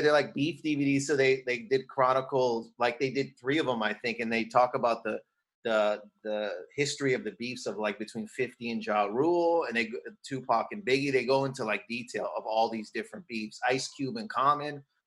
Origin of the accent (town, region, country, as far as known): Windsor, Ontario, Canada; born or raised there; moved away as an adult; also born or lived in Toronto / New York; now in Los Angeles, United States